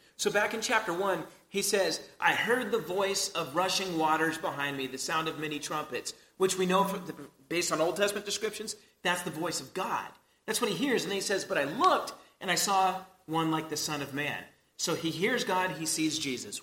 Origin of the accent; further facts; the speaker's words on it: United States; us as American Christians